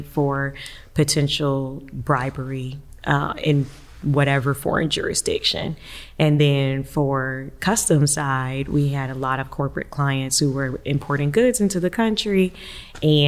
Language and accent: English; Savannah, Georgia, United States; moved away as an adult; also born or lived in Washington, D.C. / New York; now in Atlanta, United States; I'm originally from Savannah, and I've wanted to come back to Georgia for a very long time